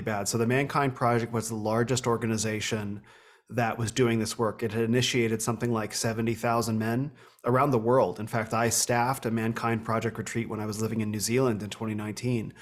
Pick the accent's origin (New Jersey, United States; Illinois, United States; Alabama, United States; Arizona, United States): Arizona, United States; Phoenix; also born or lived in Northern California; I grew up here in Phoenix